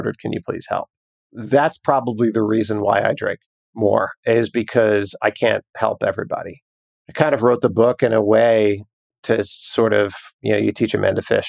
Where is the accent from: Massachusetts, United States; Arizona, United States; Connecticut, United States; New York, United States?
New York, United States; growing up in New York